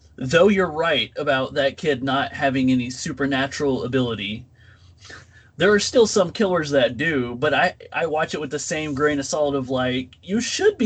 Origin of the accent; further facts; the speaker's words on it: Texas, United States; I'm from Texas